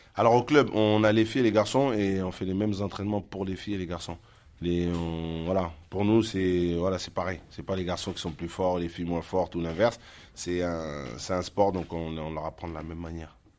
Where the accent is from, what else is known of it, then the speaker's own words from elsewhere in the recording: La Courneuve, Île-de-France, France; On est tous issus de la ville de La Courneuve